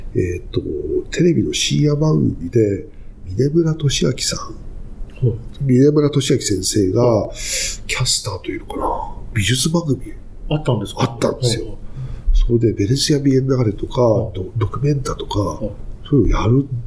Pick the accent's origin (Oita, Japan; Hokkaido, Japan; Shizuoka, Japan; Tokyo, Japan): Tokyo, Japan; 東京生まれで